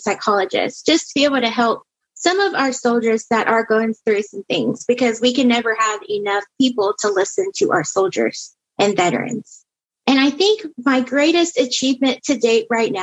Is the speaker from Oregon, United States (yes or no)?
yes; North Bend, Oregon, United States; I am from North Bend, Oregon